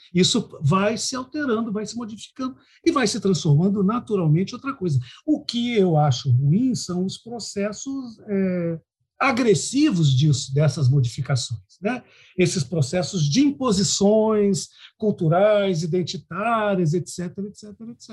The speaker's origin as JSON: {"language": "Portuguese", "town": "Londrina", "region": "Paraná", "country": "Brazil", "moved": "yes", "lives_now": "Cuiabá, Brazil", "said": "Eu esqueço, às vezes, que eu sou paranaense"}